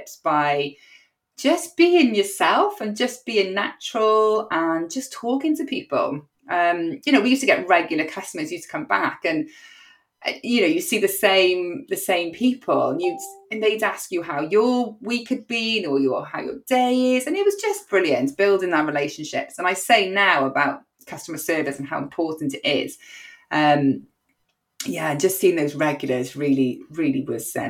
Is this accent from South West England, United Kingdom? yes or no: no; Cardiff, Wales, United Kingdom; I'm a very proud Cardiff born and bred girl.